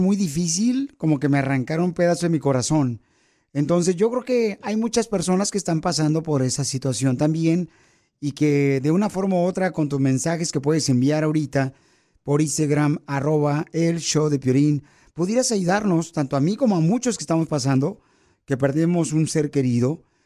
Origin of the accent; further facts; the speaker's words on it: Michoacán, Mexico; now in United States; los michoacanos, pirisoteros, casi, casi somos americanos